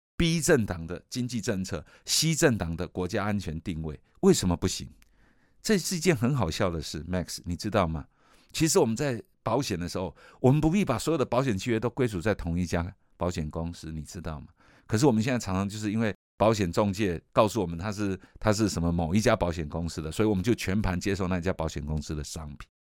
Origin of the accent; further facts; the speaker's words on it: Taiwan; 我们作为一个台湾人